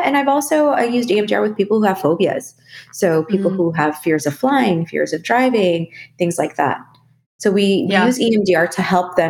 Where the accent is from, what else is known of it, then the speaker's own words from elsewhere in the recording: Philippines; I am a Filipino woman.